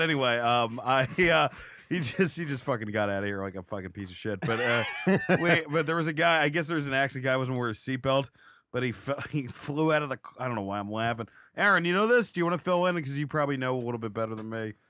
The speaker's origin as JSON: {"language": "English", "region": "New Jersey", "country": "United States", "said": "I'm from Jersey"}